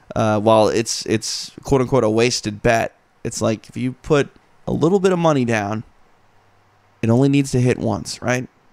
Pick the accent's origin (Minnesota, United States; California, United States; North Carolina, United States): Minnesota, United States; I'm from Minnesota